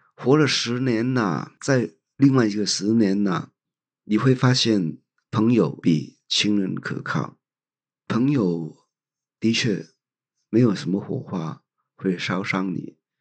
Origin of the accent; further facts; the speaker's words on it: Hong Kong; moved away as an adult; now in Taiwan; 香港是我的故乡